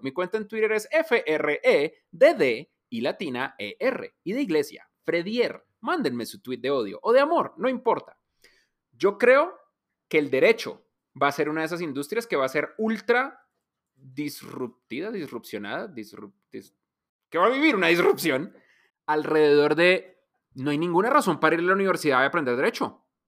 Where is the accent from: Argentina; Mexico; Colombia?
Colombia